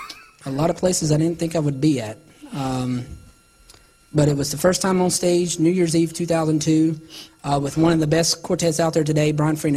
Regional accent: Salisbury, North Carolina, United States; born or raised there

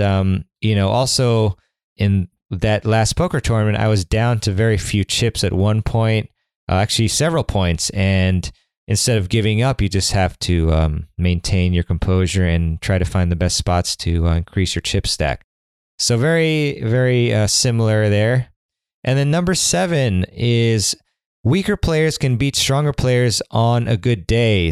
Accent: Washington, District of Columbia, United States; the City Open, which is my hometown tournament

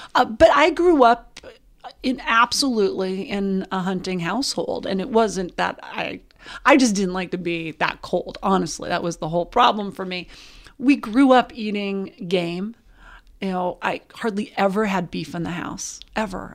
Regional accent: Butte, Montana, United States; I grew up in Butte, Montana.

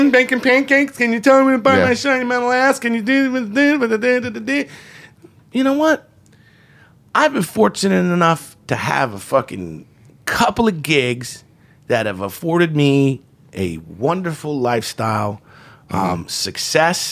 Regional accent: Plainfield, New Jersey, United States; I was in Plainfield, New Jersey, my hometown

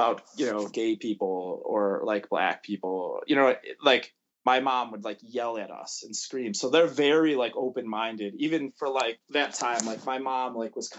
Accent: Buffalo, New York, United States; born or raised there

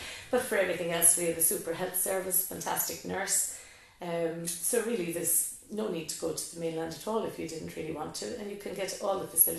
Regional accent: Schull, Munster, Ireland; moved away as an adult; now in Cape Clear Island, Ireland; I was from Skull

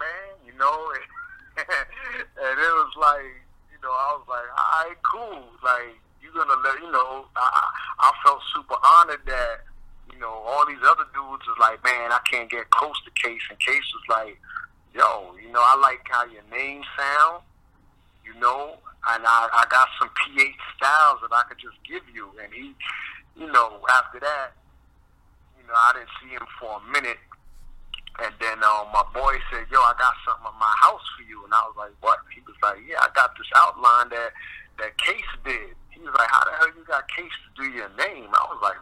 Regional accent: New York City, New York, United States; also born or lived in Bronx, New York; I'm born and raised in Brooklyn, New York, but then I moved to the Bronx

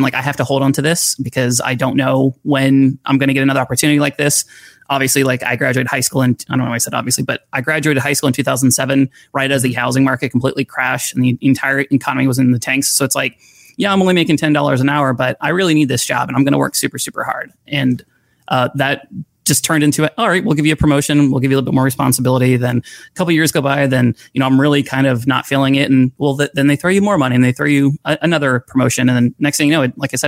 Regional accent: Florida, United States; I grew up in Florida

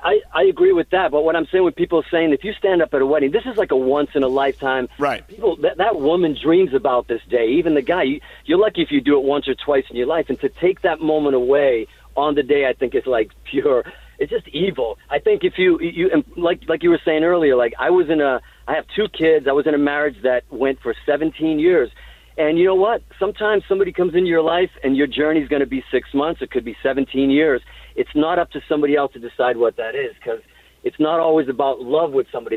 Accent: Hudson, Massachusetts, United States; also born or lived in Azores, Portugal; I was born in Portugal on these islands in the Azores, and I moved to Hudson, Massachusetts. And I remember, you know, being a kid in Hudson, Massachusetts

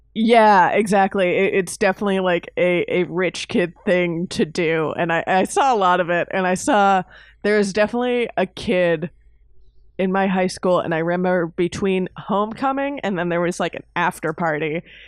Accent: Miami, Florida, United States; growing up in Miami

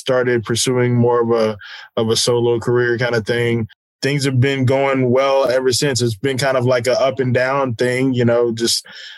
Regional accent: San Antonio, Texas, United States; I am the son of a military family. And so I grew up on Kelly Air Force Base.

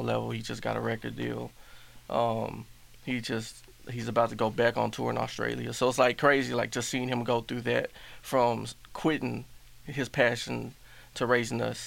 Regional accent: Houston, Texas, United States; also born or lived in Hawaii; I was born here in Houston, but I was always back and forth from here to Hawaii

